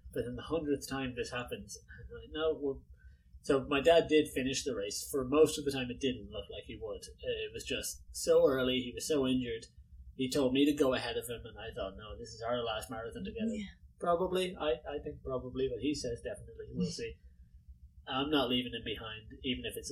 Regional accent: Dublin, Leinster, Ireland; Growing up in Dublin

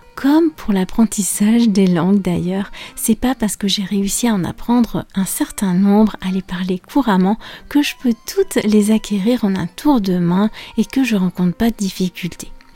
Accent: France; je suis française

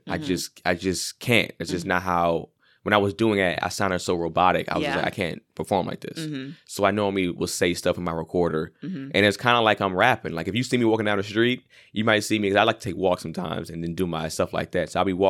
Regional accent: Los Angeles, California, United States; And I'm not from Compton either, even though I'm from LA. Mm-hmm. I'm from mostly like the Valley.

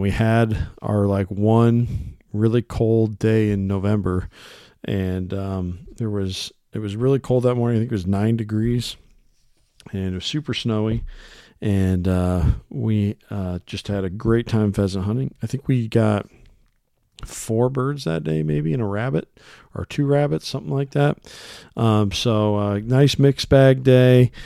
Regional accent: Iowa, United States; here in my home state of Iowa

